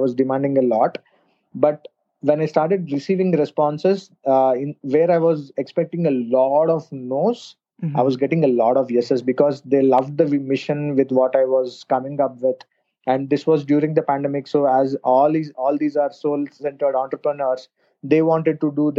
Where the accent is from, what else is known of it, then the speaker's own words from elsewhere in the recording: India; I'm a marketer from India.